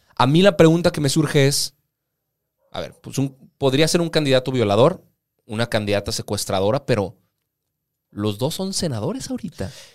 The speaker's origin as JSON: {"language": "Spanish", "country": "Mexico", "said": "para nosotros como ciudadanos mexicanos"}